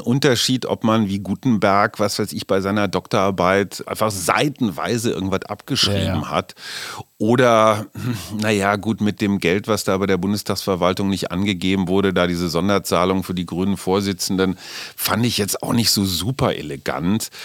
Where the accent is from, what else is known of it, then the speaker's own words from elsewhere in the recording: West Germany, Germany; ich bin auch äh, Wessi durch durch und durch